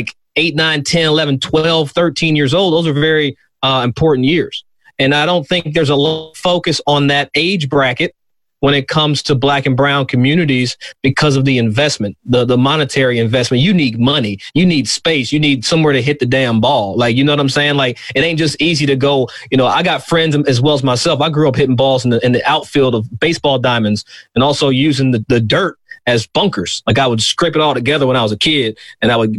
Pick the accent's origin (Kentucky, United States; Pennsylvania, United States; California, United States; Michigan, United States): Kentucky, United States; Versailles; I'm from Versailles, Versailles, Kentucky, not Versailles, Versailles, as country as it is